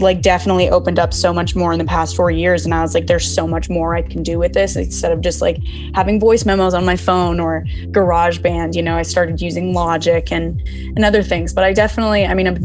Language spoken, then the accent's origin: English; Southern California, United States; I'm from Southern California. I've been here forever